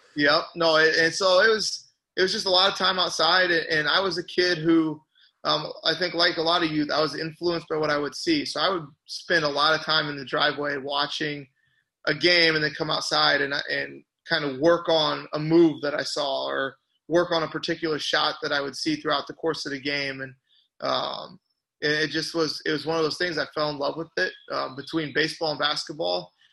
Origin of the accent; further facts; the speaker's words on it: Washington, Illinois, United States; moved away as an adult; I grew up out just outside of Washington